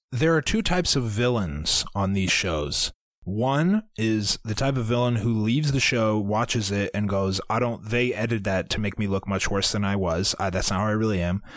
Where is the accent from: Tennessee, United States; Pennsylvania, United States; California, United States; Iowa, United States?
Iowa, United States; We are from Iowa, but we don't know anything about farms